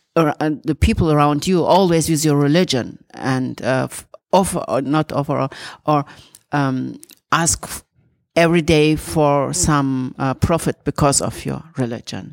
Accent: Turkey; moved away; I'm coming from Turkey

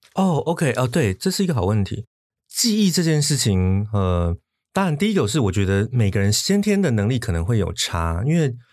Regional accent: Taipei, Taiwan; also born or lived in Xinzhuang, New Taipei; 我身在台北县新庄嗯。，然后呢，我，我在我八岁小学二年级那一年，我们全家搬到台北市嗯。所以简单地说，我都是在广义的大台北这个嗯。区域

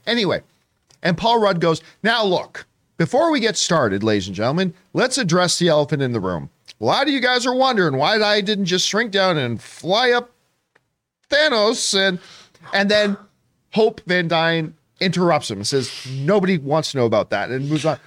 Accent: Canada; I'm Canadian

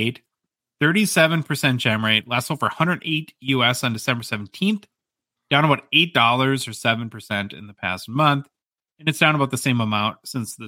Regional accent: United States; as an American

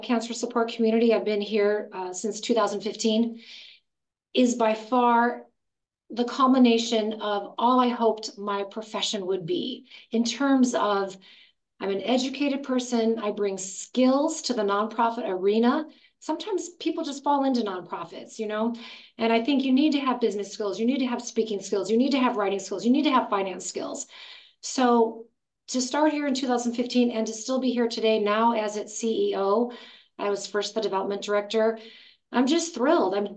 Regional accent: Gary, Indiana, United States; now in Los Angeles, United States; I was born in Gary, Indiana.

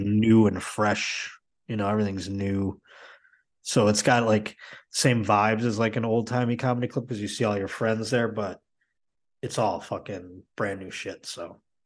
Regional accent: Buffalo, New York, United States; now in Los Angeles, United States; I'm not from Boston either. I'm from Buffalo

